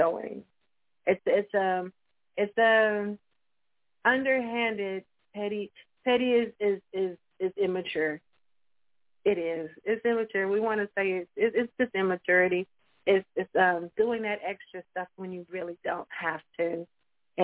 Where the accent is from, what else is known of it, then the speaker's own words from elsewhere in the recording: Tulsa, Oklahoma, United States; I am from Tulsa, Oklahoma